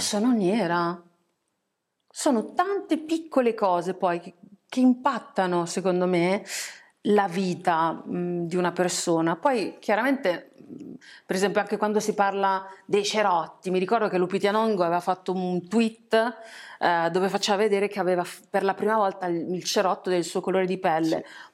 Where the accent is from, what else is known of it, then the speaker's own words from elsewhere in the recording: Italy; essendo nata e cresciuta in Italia